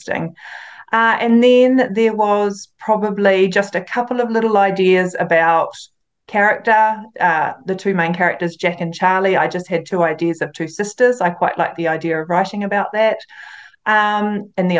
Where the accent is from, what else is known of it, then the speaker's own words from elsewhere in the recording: near Waitomo, central North Island, Waikato, New Zealand; it's actually about 15 minutes away from my hometown, so I grew up with it just down the road.